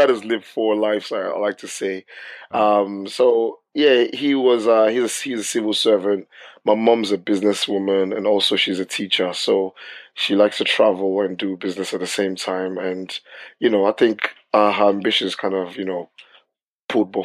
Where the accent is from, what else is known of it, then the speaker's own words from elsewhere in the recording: Lagos, Nigeria; moved away as an adult; also born or lived in Portsmouth, United Kingdom; now in United Kingdom; I was born in Portsmouth, and then I was taken back to Nigeria when I was about 5-6 years old. I came back to the UK when I was about 18 or 19